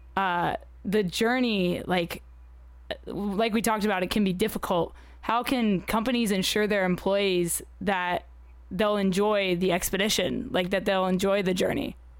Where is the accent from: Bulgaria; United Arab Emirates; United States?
United Arab Emirates; I grew up in the United Arab Emirates